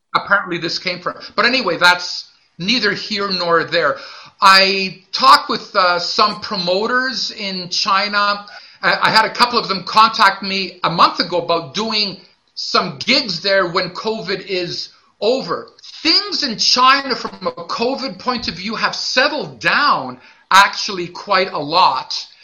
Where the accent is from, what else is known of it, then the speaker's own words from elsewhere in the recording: Montreal, Quebec, Canada; I'm also from Montreal.